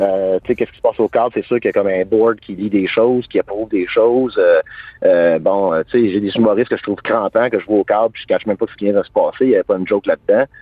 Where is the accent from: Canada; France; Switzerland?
Canada; Hawkesbury, Ontario; Je viens d'Oxbury, Ontario